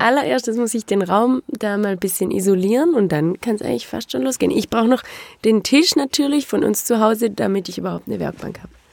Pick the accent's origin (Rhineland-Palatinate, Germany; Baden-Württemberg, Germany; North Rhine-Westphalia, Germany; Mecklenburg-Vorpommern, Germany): Baden-Württemberg, Germany; Rottweil; In Rottweil, auch im alten Krankenhaus